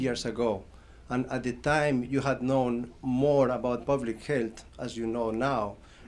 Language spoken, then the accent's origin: English; Colombia; I'm from Colombia.